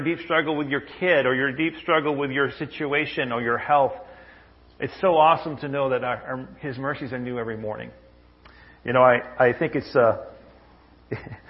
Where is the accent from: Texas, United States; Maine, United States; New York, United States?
Maine, United States; when I was a kid, I grew up in Maine